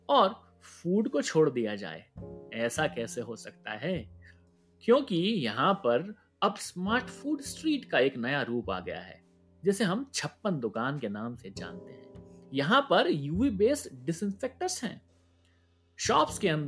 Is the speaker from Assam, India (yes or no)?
no; Indore, Madhya Pradesh, India; चूंकि मैं इंदौर से हूं और हम इंदौर वाले हैं तो शुरुआत इंदौर शहर से ही करते हैं